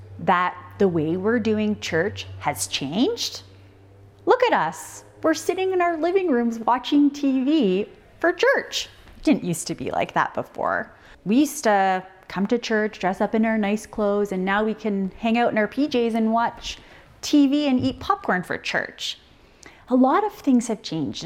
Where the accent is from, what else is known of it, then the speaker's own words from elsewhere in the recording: Ontario, Canada; moved away; I grew up in Ontario